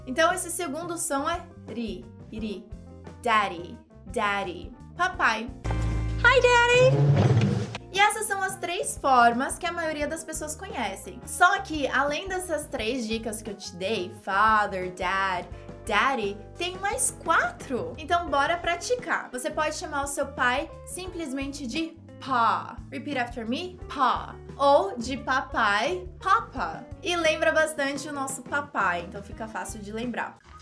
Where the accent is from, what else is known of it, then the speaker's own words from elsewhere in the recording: Brazil; nós, brasileiros